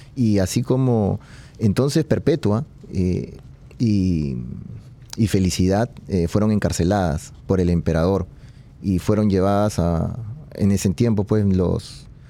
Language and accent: Spanish; Peru; yo, soy de Perú